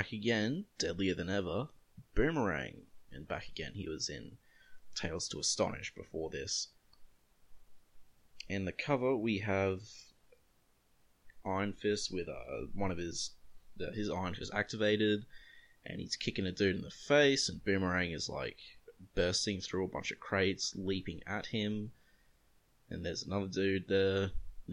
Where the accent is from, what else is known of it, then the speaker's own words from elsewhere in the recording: Australia; As an Australian